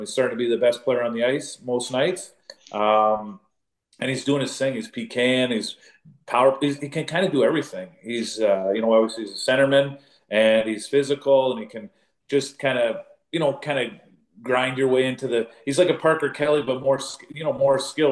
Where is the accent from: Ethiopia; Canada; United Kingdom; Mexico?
Canada; Northern Ontario; I was born in Northern Ontario, so there's lots of you know uh, Finns up there